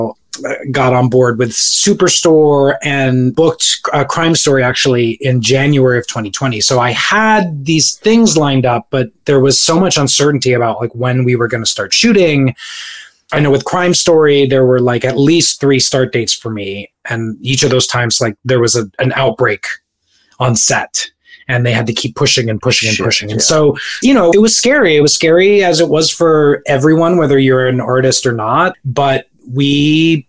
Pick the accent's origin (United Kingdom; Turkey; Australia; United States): United States; Orlando, Florida; moved away as an adult; also born or lived in Staten Island, New York; we moved to Florida in 1992, and I was there up until the end of college